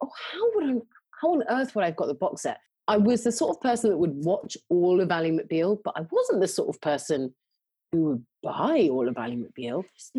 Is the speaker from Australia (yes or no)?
no; London, United Kingdom; I'm born and bred in London